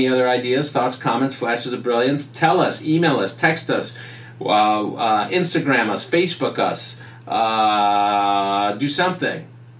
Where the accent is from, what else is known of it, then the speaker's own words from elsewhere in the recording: New York, United States; now in Los Angeles, United States; I'm originally from New York